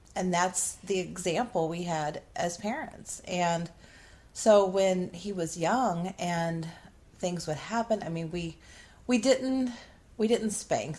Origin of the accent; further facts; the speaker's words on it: Midwest, United States; I grew up in the Midwest and you know, was raised when I was young on a farm and then we lived in a small town